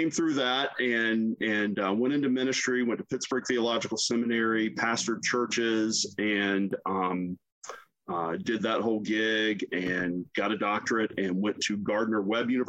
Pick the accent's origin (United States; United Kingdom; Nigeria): United States; the South; I'm both offended by this as a human being and I'm a little bit offended as a Southerner.